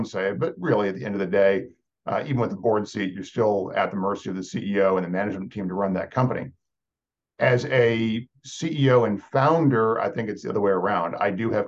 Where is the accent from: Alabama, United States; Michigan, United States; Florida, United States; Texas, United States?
Texas, United States; moved away as an adult; I'm from Texas, but I'm not a Texan